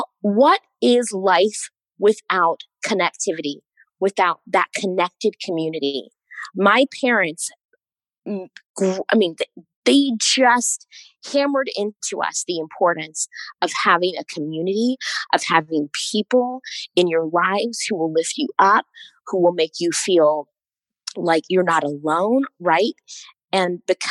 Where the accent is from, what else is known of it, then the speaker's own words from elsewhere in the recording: East Coast, United States; I'm from the East Coast, which I feel like honestly is like, I'm a bit of an East Coast snob